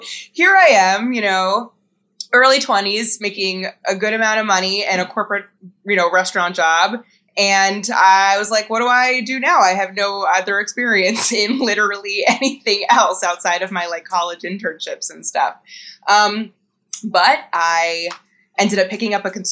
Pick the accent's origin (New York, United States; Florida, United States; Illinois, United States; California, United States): New York, United States; I grew up in New York. I went to college in New York